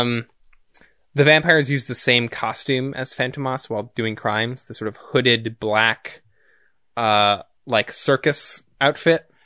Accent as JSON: {"language": "English", "country": "United States", "said": "as an American"}